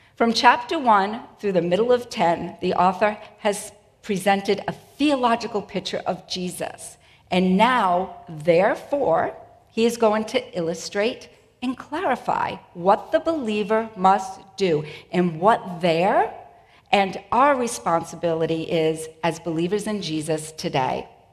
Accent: Boston, Massachusetts, United States; accent: Boston; also born or lived in New England; my Boston accent

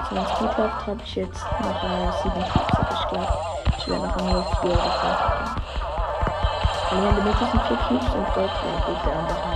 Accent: Switzerland; Ja, weil das Leben, weil ich aus der Schweiz komme.

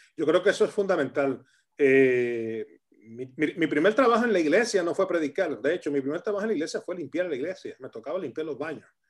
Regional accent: Camuy, Puerto Rico; moved away as an adult; also born or lived in Arecibo, Puerto Rico; now in Rivas-Vaciamadrid, Spain; yo soy del pueblo de Camuy, vivía a unos dos kilómetros del Ministerio Cristo Viene

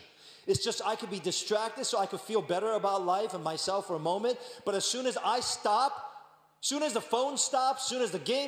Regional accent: New York, United States; I'm from New York

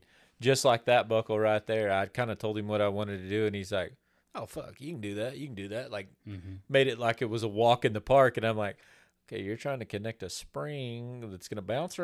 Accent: Oklahoma, United States; born there; I was born in Oklahoma. Don't hold it against me. I got here as quick as I could.

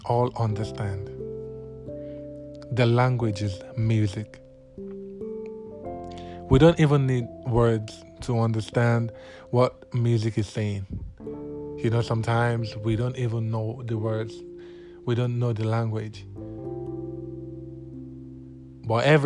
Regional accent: Nigeria; I'm from Nigeria, and we have a lot of languages here in Nigeria

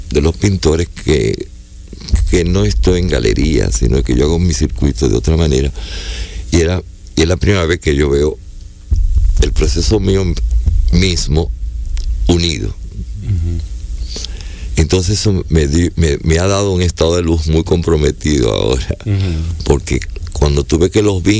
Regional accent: Lima, Peru; Y le dije, yo soy limeño.

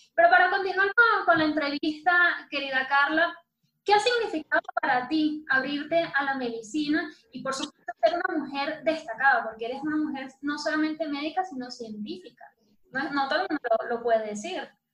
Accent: Venezuela; yo no soy eh, solamente venezolana y que me honra serlo

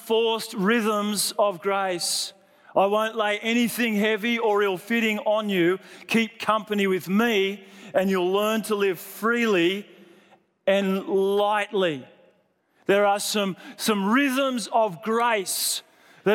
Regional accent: Sydney, New South Wales, Australia; I grew up in Sydney in a really great church that preached about grace.

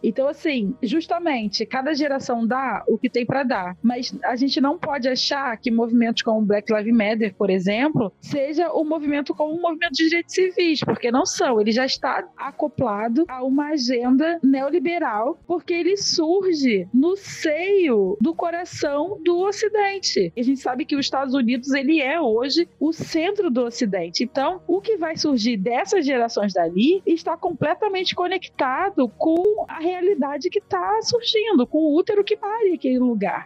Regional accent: Brazil; a nossa experiência enquanto pessoas negras aqui no Brasil

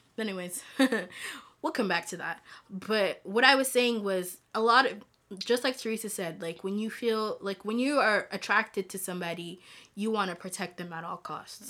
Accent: DR Congo; also born or lived in Rwanda; I'm from Congo, the Democratic Republic of Congo, hey, hey, and hey. I'm also from Rwanda

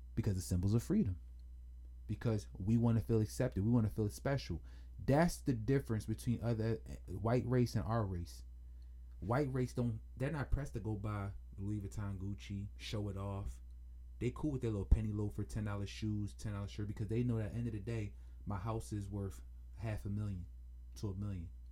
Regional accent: Jamaica; being Jamaican, I'm familiar with that culture very, very, very, very, very, very well

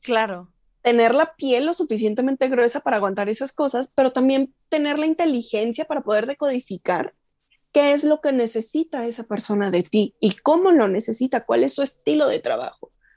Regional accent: Chihuahua, Mexico; moved away as an adult; now in Mexico City, Mexico; yo crecí en Chihuahua, yo soy de aquí, pero a los tres años nos fuimos a Chihuahua y en Chihuahua pues me eduqué y todo

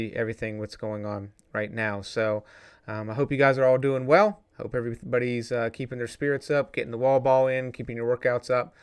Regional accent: just outside of Raleigh, North Carolina, United States; moved away; I grew up in North Carolina just outside of Raleigh.

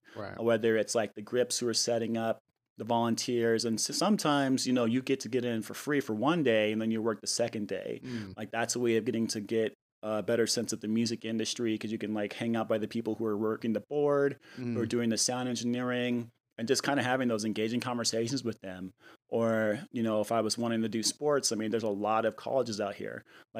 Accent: New Mexico, United States; I mean, being that I came from New Mexico and I've been in the Bay Area for 9 years, when I first moved here, you know, I didn't really know anyone.

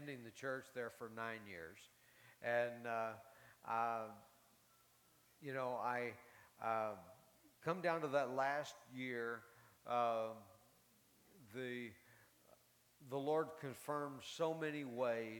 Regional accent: Carlsbad, New Mexico, United States; moved away; also born or lived in Tulsa, Oklahoma; I was raised in Carlsbad

